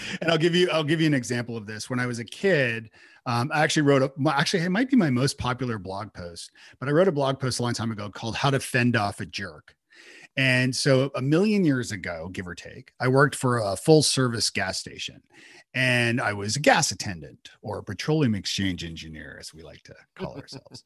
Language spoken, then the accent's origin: English; Toronto, Ontario, Canada; moved away as an adult; now in Nashville, United States; I'm from Toronto originally, and I moved to Nashville